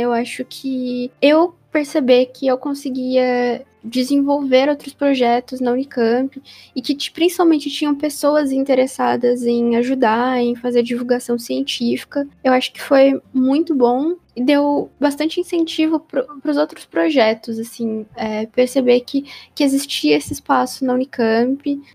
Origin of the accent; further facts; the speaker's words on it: ABC Paulista, São Paulo, Brazil; eu sou da BC Paulista, né, que era a região metropolitana de São Paulo